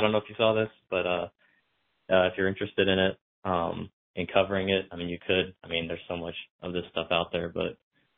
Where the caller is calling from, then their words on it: Spokane, Washington, United States; I'm from Spokane